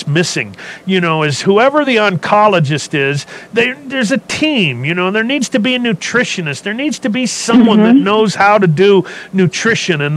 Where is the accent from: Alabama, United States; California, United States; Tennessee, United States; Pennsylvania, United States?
California, United States; I was a hippie from California